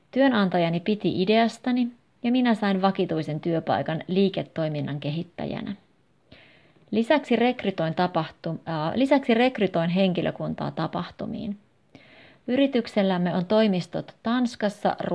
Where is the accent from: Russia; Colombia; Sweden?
Russia; Finnish is a second language; now in Helsinki, Finland; 33-vuotias kemian insinööri. Olen venäläinen ja asun Helsingissä. Opiskelin Pietarissa ja Lappeenrannassa